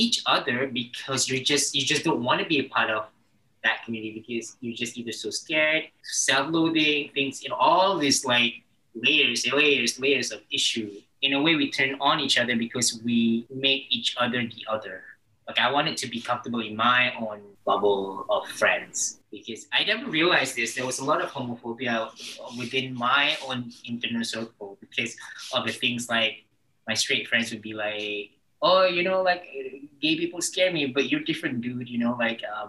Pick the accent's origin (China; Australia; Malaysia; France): Malaysia; now in Los Angeles, United States; I'm Malaysian out here in LA.